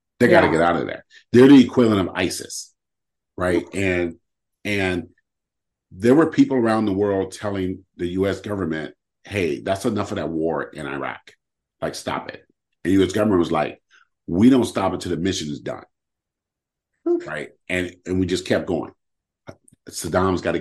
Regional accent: United States; as a Black man growing up in America

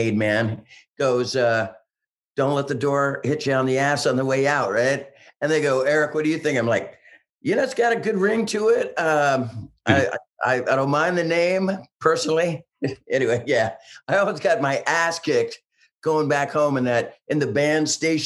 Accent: San Francisco Bay Area, California, United States; We're from San Francisco Bay Area, 415, the area code of San Francisco

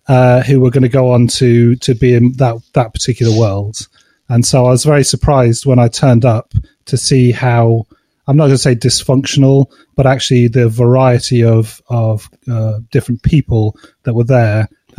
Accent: Cheltenham, South West England, United Kingdom; No, I grew up in Cheltenham, which is a small town just south of Birmingham.

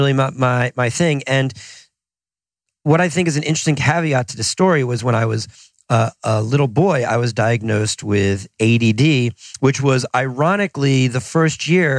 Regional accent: New Jersey, United States; also born or lived in Boston

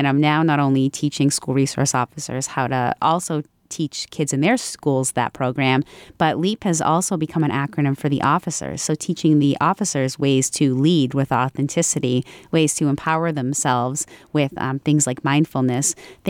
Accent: Franklin, United States; I started here in Franklin, in my hometown.

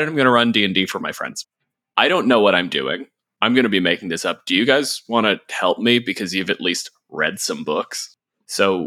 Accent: Canada; I'm a physicist from Canada

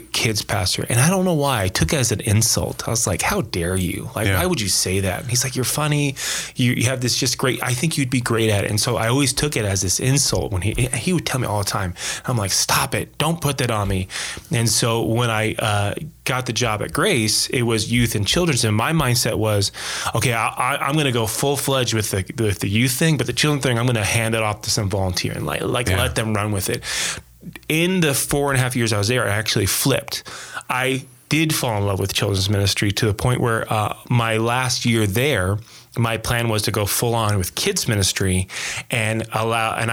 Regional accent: Las Vegas, Nevada, United States; born and raised in Las Vegas, Nevada.

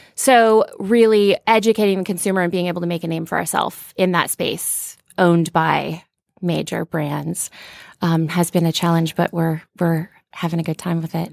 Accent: Cherokee, Iowa, United States; moved away as an adult; now in Los Angeles, United States; I grew up in Northwest Iowa

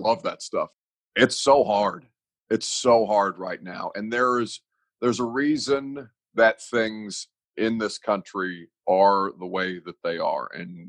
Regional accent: Evansville, Indiana, United States; now in Nashville, United States; I consider Nashville to be my home. I'm not from Nashville. I'm from Evansville, Indiana.

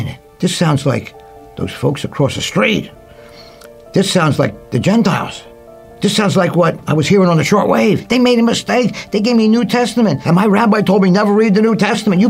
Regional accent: Philadelphia, Pennsylvania, United States; I grew up in Philadelphia in a Jewish neighborhood

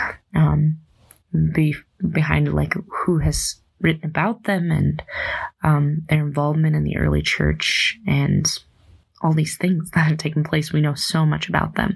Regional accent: Dimock, South Dakota, United States; I grew up in St. Peter and Paul Parish of Dimmick, South Dakota.

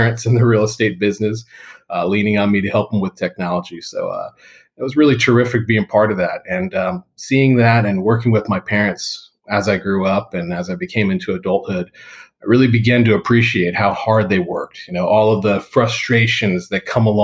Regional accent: South Florida, United States; moved away as an adult; now in Tampa, United States; having been someone who's grown up in South Florida my whole life and moved over to Tampa

